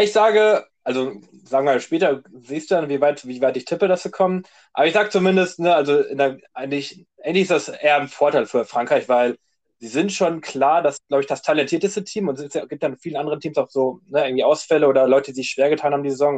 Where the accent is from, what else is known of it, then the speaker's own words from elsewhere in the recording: Germany; wir sind ja, kommen wir aus Deutschland